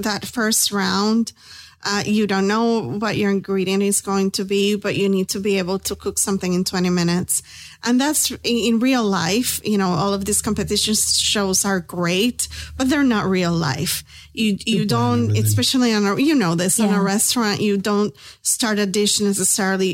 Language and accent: English; Puerto Rico; now in Tampa, United States; we're both from Puerto Rico